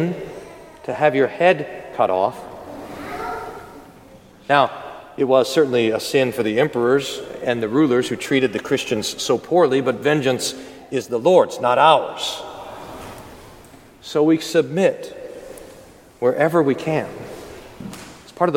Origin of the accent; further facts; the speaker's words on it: United States; we're American